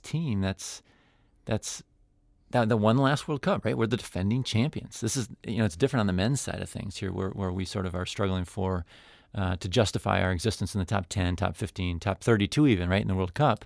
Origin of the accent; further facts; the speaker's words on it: United States; I'm an American